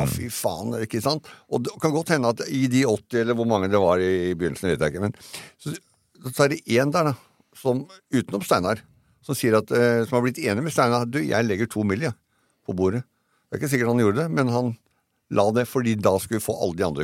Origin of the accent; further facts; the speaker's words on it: Eastern Norway, Norway; Her nede på Østlandet